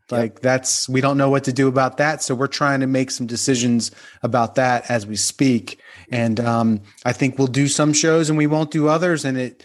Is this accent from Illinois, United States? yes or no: no; New Jersey, United States; Well, I grew up in New Jersey, so I liked … from an early age. That was kind of went along with the territory. I'm from just outside of Atlantic City.